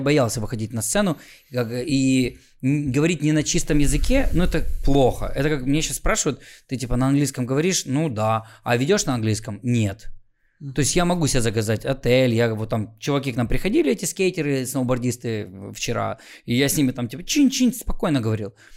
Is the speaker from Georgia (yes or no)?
no; Khmelnytskyi, Khmelnytskyi Oblast, Ukraine; я из Хмельницкого вроде как западная Украина